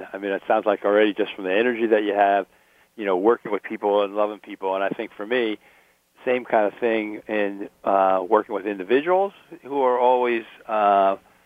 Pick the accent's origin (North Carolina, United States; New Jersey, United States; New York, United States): New Jersey, United States; also born or lived in Connecticut; now in West Coast, United States; I grew up in New Jersey and spent time in Connecticut